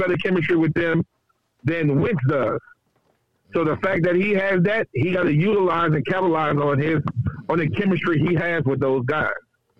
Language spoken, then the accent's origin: English; Louisiana, United States; I grew up in Louisiana. I grew up in the project.